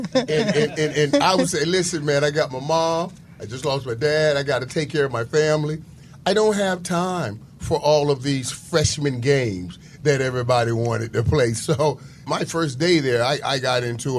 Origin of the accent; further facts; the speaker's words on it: Fort Lauderdale, Florida, United States; I'm the 15th or 17th kid, so you're growing up in Fort Lauderdale.